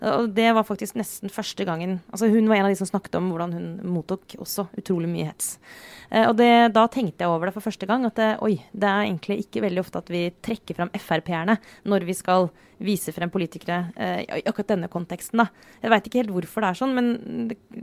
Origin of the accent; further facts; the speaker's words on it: Romerike, Akershus, Norway; moved away; bodde jeg fortsatt eh, hjemme på Romerike